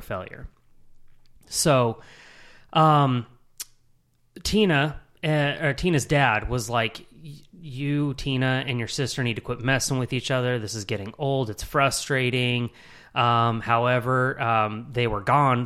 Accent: Utah, United States; moved away as an adult; now in Charlotte, United States; born and raised in Utah

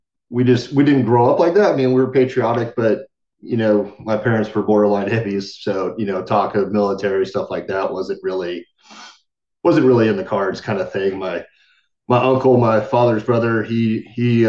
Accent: San Jose, California, United States; I was born and raised in California, San Jose, to be exact

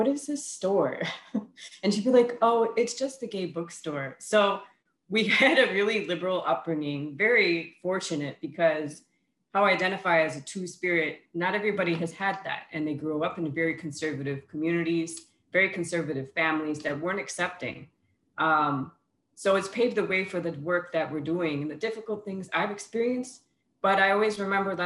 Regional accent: Bad River Band of Lake Superior Ojibwe, Wisconsin, United States; now in Manistee, United States; I come from the Kiwanabe Indian community and the Bad River Band of Lake Superior Ojibwe, also known as the LaPointe

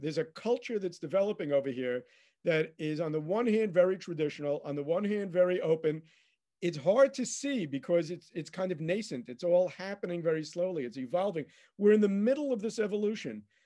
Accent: United States; moved away as an adult; now in Israel; I, I grew up in America

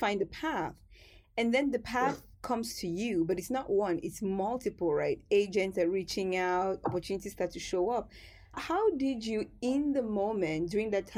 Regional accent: Cameroon; growing up in Cameroon

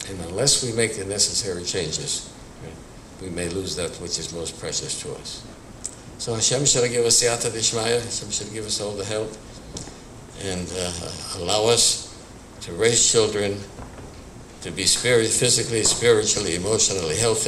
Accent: Milwaukee, Wisconsin, United States; I was born and raised in Milwaukee, Wisconsin in the early 1930s.

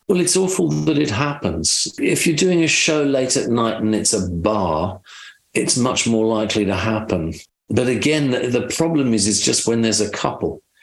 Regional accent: United Kingdom; moved away as an adult; also born or lived in London; now in Nashville, United States; I'm British

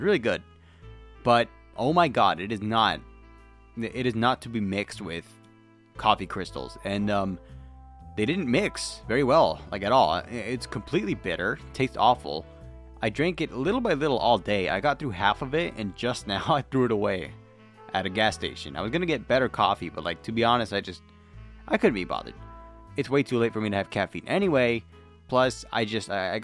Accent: Tulare County, California, United States; I'm from Tulare County

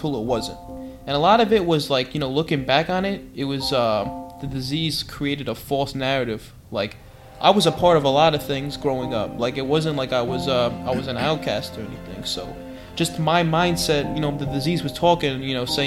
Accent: New York City, New York, United States; also born or lived in Medellín, Colombia; I grew up in Flushing, Queens, and I was adopted into a Jewish family. Well, I was born in Colombia, in Medellin.

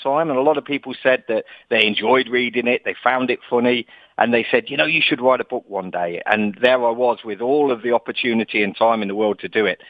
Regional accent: Leicester, East Midlands, United Kingdom; accent: English; now in Dubai, United Arab Emirates; I'm an English guy. I was born in the Midlands of England in a town called Leicester

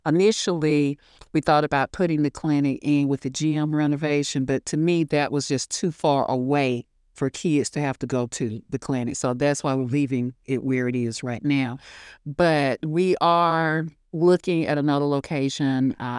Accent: United States; I always let people know I'm from Hancock County. Because honestly, you know, and like I said, I'm a product of this county. I went to school here, kindergarten through 12th grade

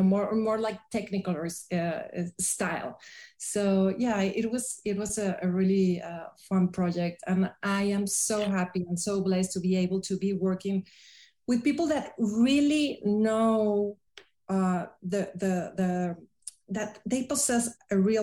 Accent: Tepoztlán, Morelos, Mexico; I brought all the films to my hometown in Tepoztlán

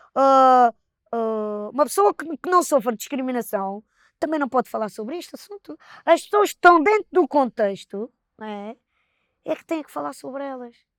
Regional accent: Palmela, Setúbal, Portugal; nós somos de, de Palmel, né? uma vila, um conselho

